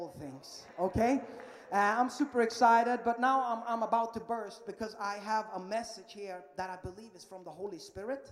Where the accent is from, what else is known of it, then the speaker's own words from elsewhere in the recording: Sweden; English is a second language; moved away as an adult; I am from Sweden, yeah, that little tiny, tiny country up in Northern Europe